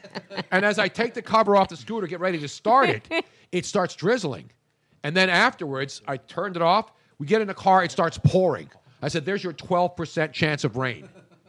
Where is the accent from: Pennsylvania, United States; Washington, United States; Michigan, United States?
Pennsylvania, United States; Philadelphia; But I was born here. I'm a South Philly guy. I lived in the Northeast when I got married